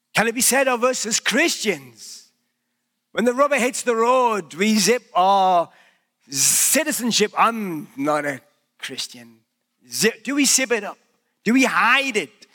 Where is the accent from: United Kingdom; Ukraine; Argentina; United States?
United Kingdom; accent: British; now in Canada; wherever I go, people know that I'm British by my accent.